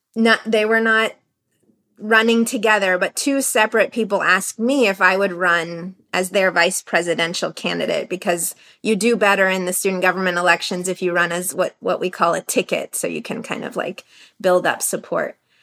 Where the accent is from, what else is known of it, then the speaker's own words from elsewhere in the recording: United States; I feel hyphenated in my identity and in my culture and that I'm Iranian and I'm American